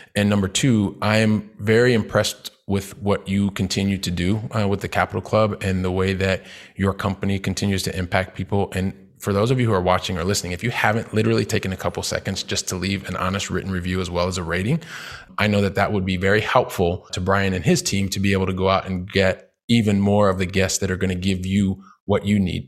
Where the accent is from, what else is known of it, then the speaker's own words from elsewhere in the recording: Columbus, Ohio, United States; moved away as an adult; also born or lived in Saint Louis, Missouri / Valencia, Spain / Paris, France; I'm from Columbus, Ohio